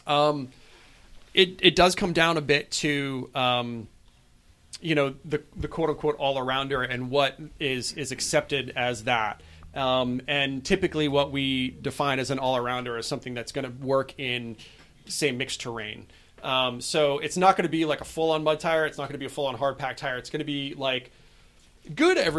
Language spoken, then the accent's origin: English; New England, United States; growing up in New England